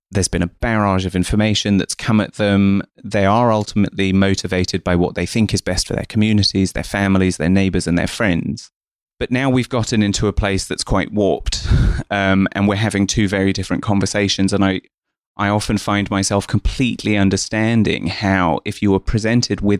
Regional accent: East of England, United Kingdom; born there; Um, so I was born in Essex um, to two migrants from India, uh, my mum and my dad.

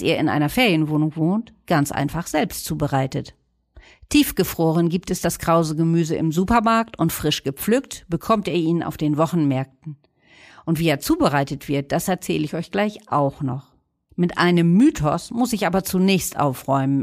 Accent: Northern Germany, Germany; wir Norddeutschen

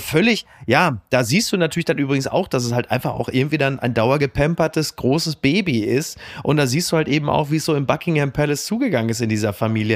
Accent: Germany; uns ja als Deutsche

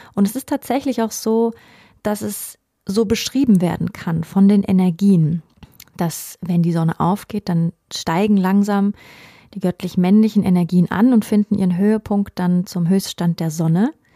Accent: Germany; bei uns in Deutschland

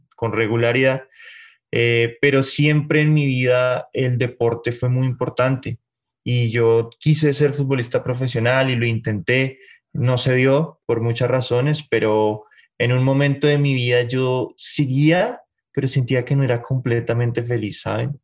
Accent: Bogotá, Colombia; moved away as an adult; also born or lived in Mexico City, Mexico; now in Mexico; Yo soy bogotano, de la capital.

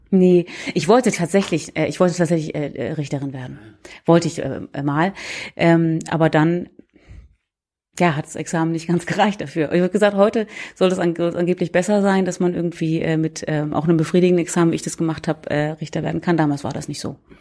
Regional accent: Hamburg, Germany; moved away as an adult; also born or lived in Heidelberg; now in Oldenburg, Germany; Ich komme aus Hamburg ursprünglich.

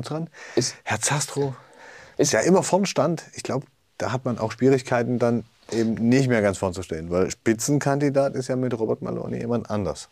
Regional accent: East Germany, Germany; als Ostdeutsche

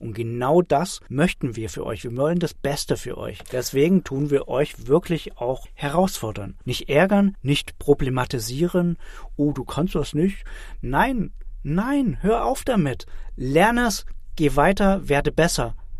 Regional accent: Germany; bei uns in Deutschland

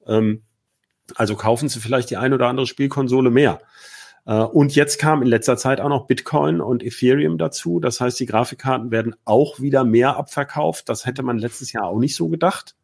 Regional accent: Hanover, Lower Saxony, Germany; als Hannoveraner ist das ja ein Thema. Ne? Die bauen ja gerade bei mir um die Ecke die neue, äh, die neue Zentrale

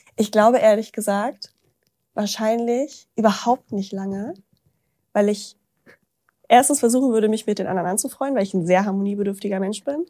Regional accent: Braunschweig, Lower Saxony, Germany; moved away; in so einem Café in Braunschweig, wo ich herkomme

